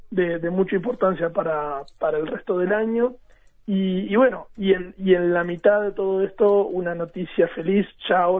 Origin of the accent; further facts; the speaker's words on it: Maldonado, Uruguay; yo soy de Maldonado